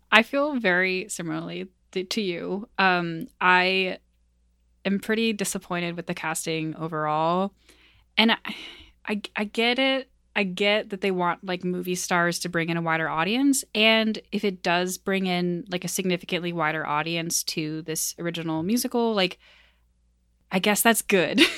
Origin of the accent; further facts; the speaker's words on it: rural Maine, United States; moved away; also born or lived in Midwest; I'm not from the Midwest. I live here now, um, but I am from rural Maine